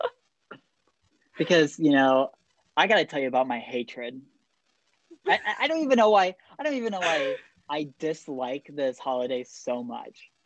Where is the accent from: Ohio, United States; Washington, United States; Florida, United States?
Ohio, United States; Bryan; Jordan and I have been growing up in Bryan, Ohio